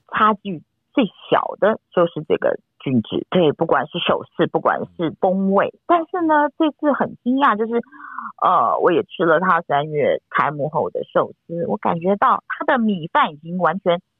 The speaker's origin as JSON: {"language": "Chinese", "country": "Taiwan", "said": "到快要到我们台湾这边"}